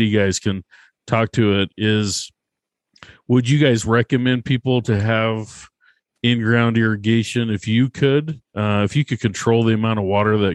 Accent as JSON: {"language": "English", "region": "Utah", "country": "United States", "said": "I'm also from Utah. I'm down in Utah County."}